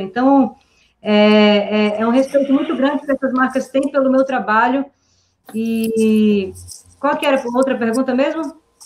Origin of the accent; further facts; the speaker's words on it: Manaus, Amazonas, Brazil; moved away as an adult; also born or lived in São Paulo; o meu grande sonho também de sair de Manaus